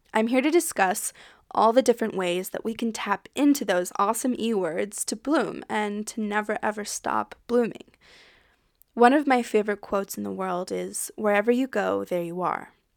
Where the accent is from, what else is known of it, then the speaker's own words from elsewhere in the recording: United States; accent: American; moved away as an adult; also born or lived in French Alps, France; now in France; I'm an American, if you can tell by my accent, but I live in France with my partner, Flo. I left the U S a little over three years ago